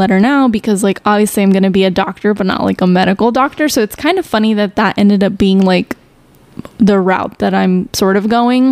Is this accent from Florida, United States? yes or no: no; Chicago, Illinois, United States; I grew up in Chicago, and so I was obviously going to school in Chicago